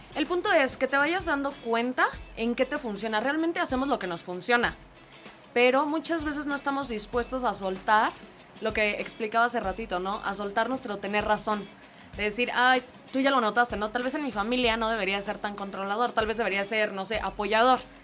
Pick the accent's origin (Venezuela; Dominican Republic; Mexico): Mexico; los mexicanos son súper cálidos, nos encanta